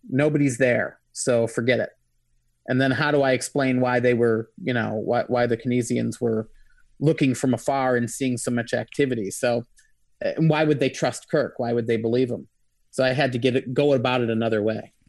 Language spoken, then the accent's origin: English; Michigan, United States; I'm from Michigan